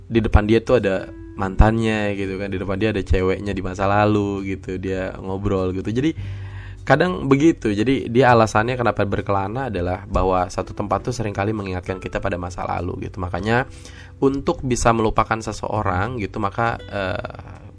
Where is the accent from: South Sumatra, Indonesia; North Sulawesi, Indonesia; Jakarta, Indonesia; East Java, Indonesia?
Jakarta, Indonesia; karena gue sejak kecil tidak ada di Sukabumi gitu kan jadi di Jakarta gitu